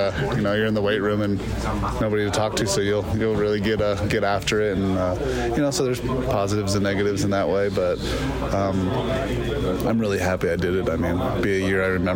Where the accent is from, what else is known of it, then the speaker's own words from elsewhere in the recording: Las Vegas, Nevada, United States; Born and raised in Vegas